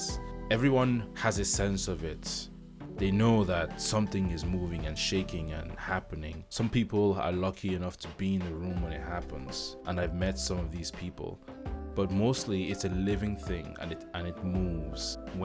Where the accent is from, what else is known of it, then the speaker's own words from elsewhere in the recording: United Kingdom; also born or lived in Nigeria; now in Ireland; I'm a British Nigerian living in Ireland.